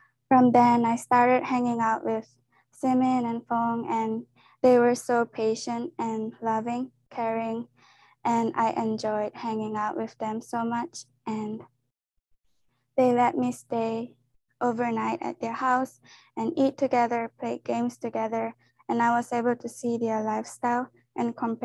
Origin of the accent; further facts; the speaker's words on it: Japan; moved away as an adult; now in Kansas City, United States; I'm from Japan, and I came here for college